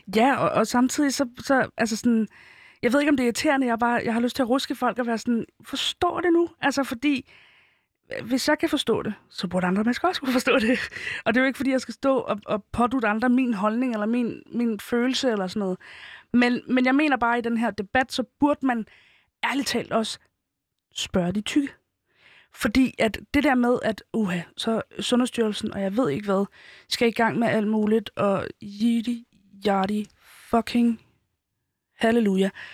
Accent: Helsingør, Capital Region of Denmark, Denmark; jeg som 15-årig ikke ville gå i Helsingør-gader, øh, hvor jeg kommer fra

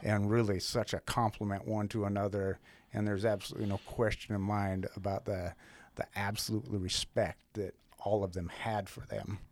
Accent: outside of Helena, Montana, United States; moved away as an adult; now in Great Falls, United States; Montana's always been home. I was born and raised over outside of Helena.

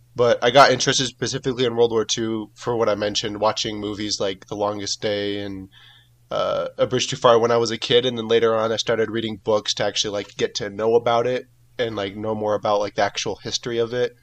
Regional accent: California, United States; now in Mexico; I'm from California, I'm from the United States

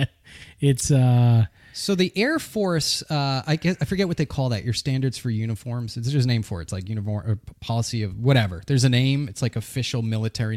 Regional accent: Burlington, Massachusetts, United States; also born or lived in Newton, Massachusetts; I was born in Newton and raised in Burlington

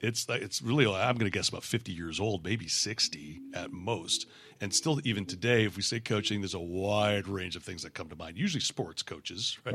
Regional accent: Canada; moved away as an adult; moving down here, uh, as a Canadian. We immigrated in two thousand four

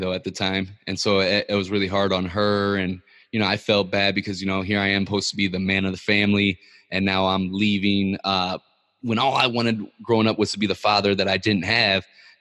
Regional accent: Ferguson, Missouri, United States; growing up in Ferguson, Missouri

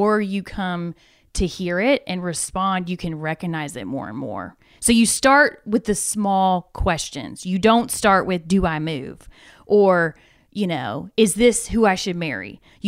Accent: Atlanta, Georgia, United States; From Atlanta.

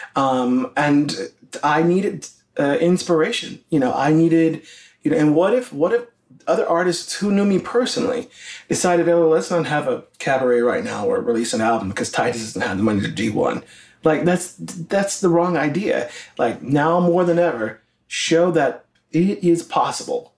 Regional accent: the South, United States; being black, gay, and Christian, and growing up in the South

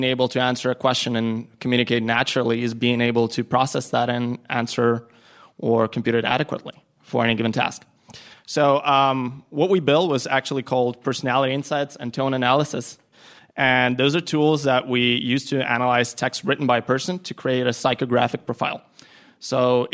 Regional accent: Ukraine; now in New York, United States; I'm originally from Ukraine, now a New Yorker

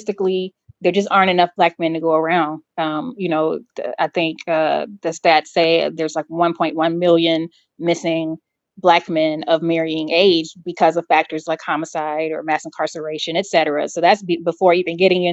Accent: Atlanta, Georgia, United States; growing up in Atlanta with, you know, upwardly mobile Black folks

